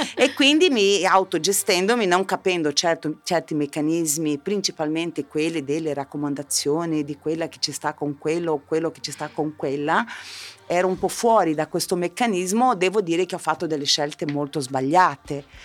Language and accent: Italian; southern Brazil, Brazil; now in Italy; io venivo da, io da, provengo dal sud del Brasile